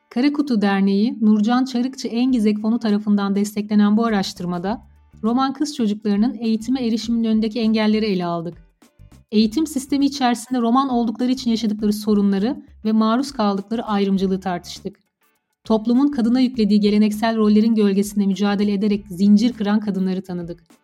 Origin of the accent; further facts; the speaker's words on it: Sakarya, Turkey; now in Biga, Turkey; 1997 Sakarya doğumluyum.